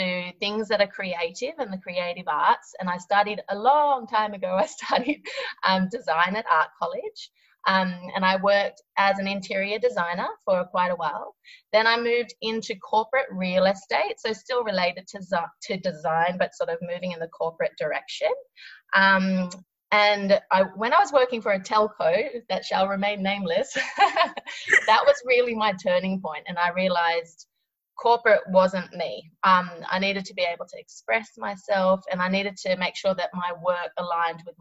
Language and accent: English; Australia; also born or lived in Sydney, Australia; I'm an Australian abstract artist and I'm based in Sydney, Australia